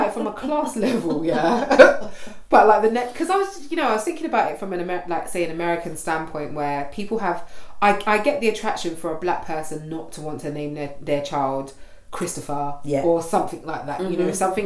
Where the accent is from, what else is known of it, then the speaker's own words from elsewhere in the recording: Nigeria; I'm Nigerian